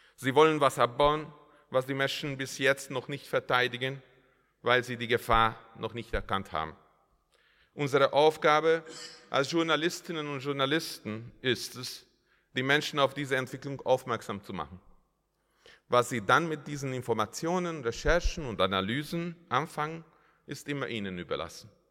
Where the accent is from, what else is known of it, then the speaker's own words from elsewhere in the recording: Hungary; Als Ungar